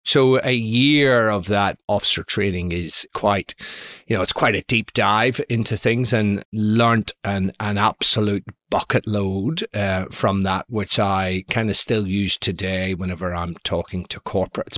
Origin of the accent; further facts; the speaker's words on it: Belfast, Northern Ireland, United Kingdom; I was brought up in Belfast in the nineteen seventies